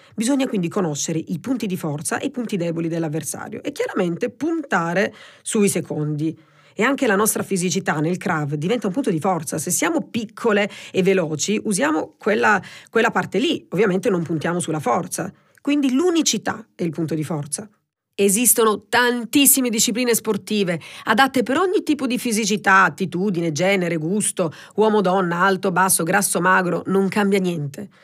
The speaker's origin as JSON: {"language": "Italian", "town": "Presicce", "region": "Apulia", "country": "Italy", "tie": "born or raised there", "moved": "as an adult", "lives_now": "Milan, Italy", "said": "Quindi a Presice, diciamo, nel mio paese, che è in provincia di Lecce, quindi un paese piccolino"}